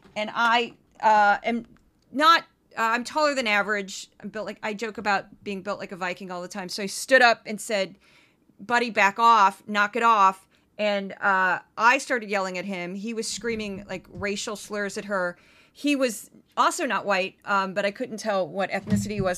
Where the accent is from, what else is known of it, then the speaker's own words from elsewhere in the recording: St. Louis, Missouri, United States; moved away as an adult; also born or lived in Brooklyn, New York; now in New York, United States; my hometown of Saint Louis